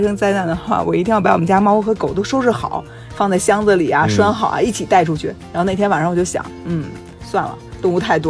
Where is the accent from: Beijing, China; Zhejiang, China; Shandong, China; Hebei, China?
Beijing, China; 我就是中国人，我从小到大都在中国长大。然后我是中国北京人